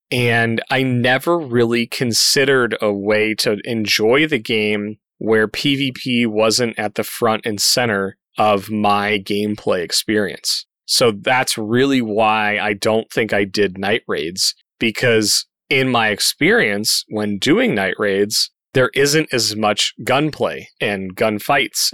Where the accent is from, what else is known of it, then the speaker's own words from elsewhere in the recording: Colorado, United States; moved away; my home state, Colorado